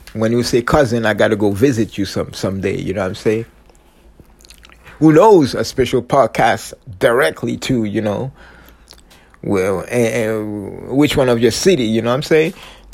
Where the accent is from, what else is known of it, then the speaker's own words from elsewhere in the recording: Canada; I'm true Canadian, true Canadian